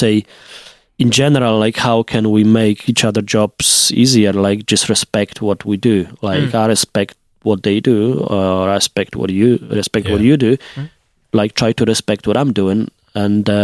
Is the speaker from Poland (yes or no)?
yes; Poland; accent: Polish; English is a second language; my accent is, like, more Polish than it was maybe a few years ago.